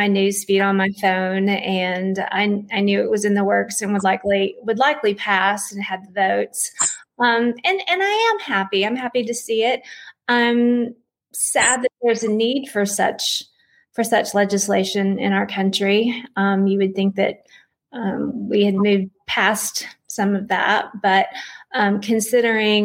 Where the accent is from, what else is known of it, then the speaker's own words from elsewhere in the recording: East Tennessee, United States; now in Asheville, United States; I grew up in a small town in East Tennessee